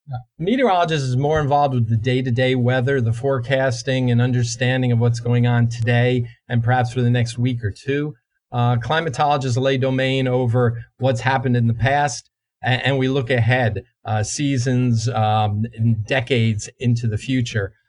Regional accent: New Jersey, United States; The climate I grew up in in in New Jersey uh, 50 plus years ago

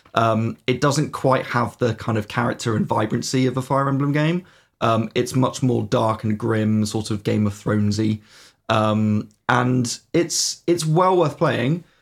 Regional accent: United Kingdom; we are horribly British

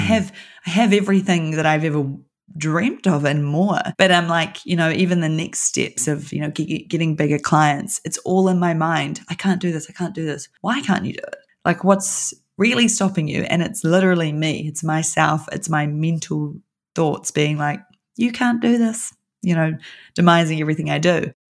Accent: New Zealand; I'm from New Zealand

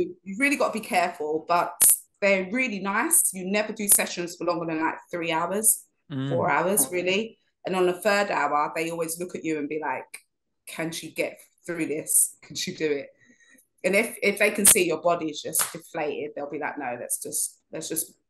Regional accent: London, United Kingdom; accent: inner city London; I kept on mixing up my THs with my Vs and things like that, like you do in London, like inner city London.

